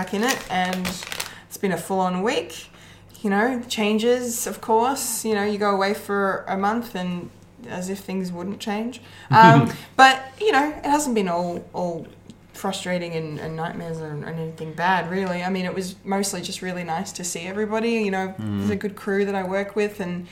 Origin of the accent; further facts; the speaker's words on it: Bendigo, Victoria, Australia; In my hometown.